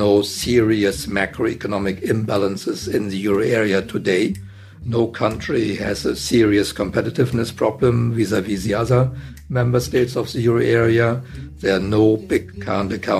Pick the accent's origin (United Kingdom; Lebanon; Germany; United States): Germany; Lübeck, Schleswig-Holstein; My hometown, Lübeck